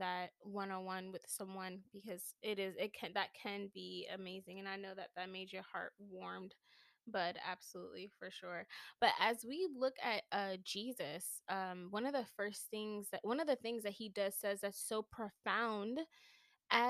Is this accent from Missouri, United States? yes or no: no; New York City, New York, United States; I'm from New York City